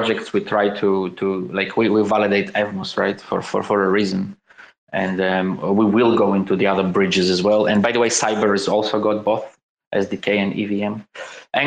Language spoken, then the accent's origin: English; Crimea, Ukraine; I was born in 1986 in Crimea, on the verge of the breakdown of the USSR, in a very, very, very poor family